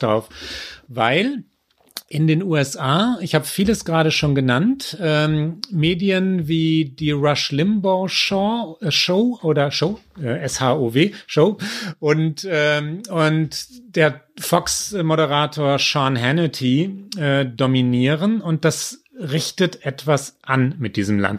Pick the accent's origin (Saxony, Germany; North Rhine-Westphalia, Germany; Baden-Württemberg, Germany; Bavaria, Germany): North Rhine-Westphalia, Germany; Münster; ich bin in, in Hiltrup aufgewachsen